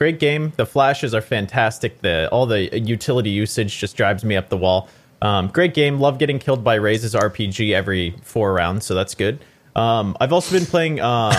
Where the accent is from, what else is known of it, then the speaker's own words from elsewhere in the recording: Arizona, United States; I grew up actually in Arizona in a very cowboy-esque area.